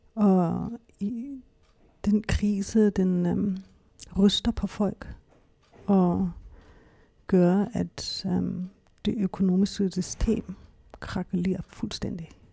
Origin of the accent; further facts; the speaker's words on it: Hamburg, Germany; Danish is a second language; moved away as an adult; also born or lived in Berlin, Germany; now in Denmark; jeg kommer fra Hamburg, øhm, Tyskland. Jeg er opvokset der, har min familie